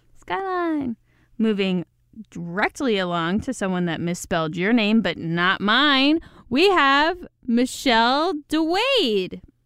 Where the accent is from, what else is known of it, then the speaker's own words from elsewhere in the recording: Midwest, United States; accent: Midwest; My disgusting Midwest accent